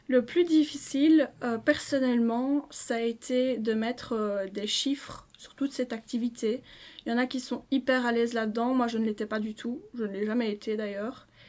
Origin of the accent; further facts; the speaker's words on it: Liège, Wallonia, Belgium; je suis liégeoise pure souche